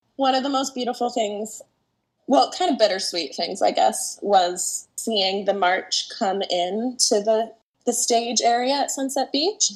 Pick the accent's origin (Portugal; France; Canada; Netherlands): Canada; also born or lived in Toronto, Ontario; now in Vancouver, Canada; I grew up half in Toronto, half in Vancouver.